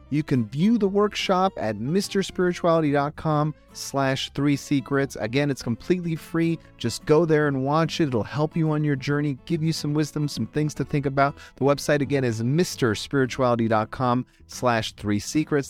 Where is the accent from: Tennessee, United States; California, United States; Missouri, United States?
California, United States; Los Angeles; born and raised in Los Angeles